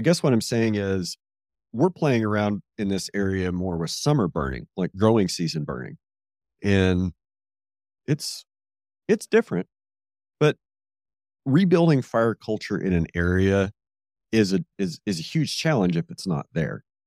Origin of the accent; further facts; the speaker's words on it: Red Hills, Kansas, United States; I grew up burning here in the Red Hills